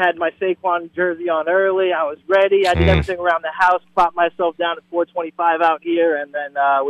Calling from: Florida, United States; Sarasota County. So it's about maybe an hour south of Tampa.

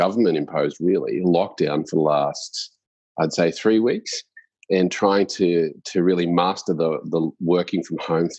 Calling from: Sydney, New South Wales, Australia; I'm calling in from Sydney. So I've moved to Sydney

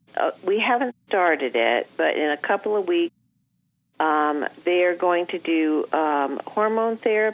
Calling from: Menifee, California, United States; I'm calling from Menifee, California.

